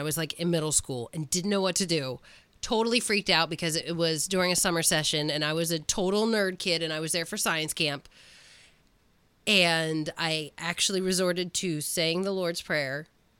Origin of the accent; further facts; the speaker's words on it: Gettysburg, Pennsylvania, United States; I grew up in Gettysburg.